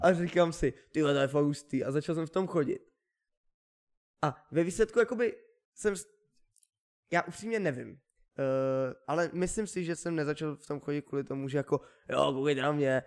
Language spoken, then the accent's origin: Czech; Czechia; Měli bychom být hrdí na to, že jsme Češi.